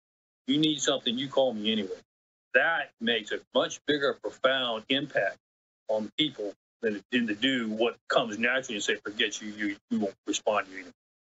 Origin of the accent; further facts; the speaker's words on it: Guadalajara, Jalisco, Mexico; And I spent my time growing up in Mexico, Guadalajara, Mexico.